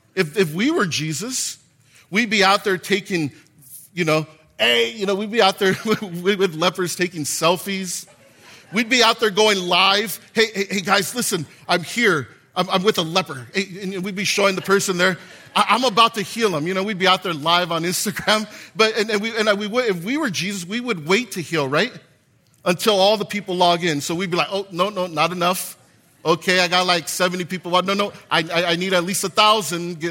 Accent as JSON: {"language": "English", "town": "Gardena", "region": "California", "country": "United States", "said": "I'm from Gardena."}